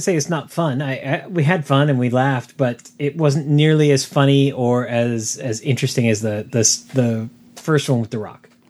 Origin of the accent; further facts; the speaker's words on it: San Diego, California, United States; growing up in San Diego, the, the, it was rare for us to actually wear the flannel